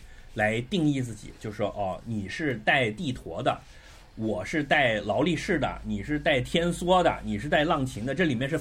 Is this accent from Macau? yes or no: yes; Macau; 就是说，我们澳门人生活很艰难的，一定要有一个捞的